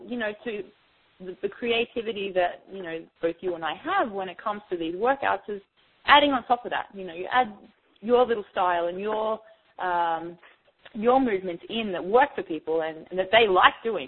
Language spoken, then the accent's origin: English; Australia; now in New York, United States; originally I'm from Australia